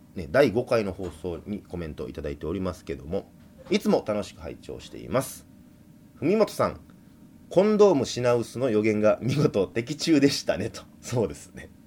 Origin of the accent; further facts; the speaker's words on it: Kobe, Hyogo, Japan; やっぱ僕神戸出身ですから